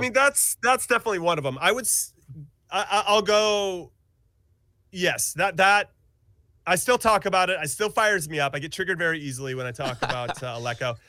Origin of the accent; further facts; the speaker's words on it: California, United States; moved away as an adult; also born or lived in Kansas City; I'm from California, so I'm back to my roots